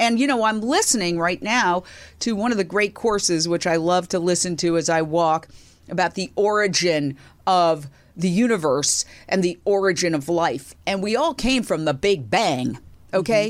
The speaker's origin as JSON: {"language": "English", "region": "New York", "country": "United States", "tie": "born or raised there", "also_born_or_lived": "Fort Myers, Florida / Minneapolis / Philadelphia", "moved": "as an adult", "said": "my hometown, New York, which was great. W C B S T V was literally on the block I grew up"}